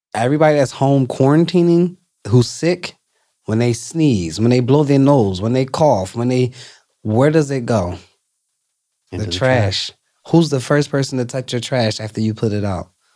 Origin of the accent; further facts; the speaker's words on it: Philadelphia, Pennsylvania, United States; growing up in North Philly by Temple's campus